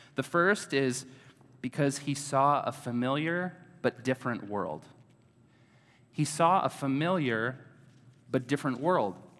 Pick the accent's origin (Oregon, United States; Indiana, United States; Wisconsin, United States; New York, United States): Wisconsin, United States; Oshkosh; also born or lived in Madison, Wisconsin; I grew up in Oshkosh, Wisconsin. So I'm a native Wisconsin-ite.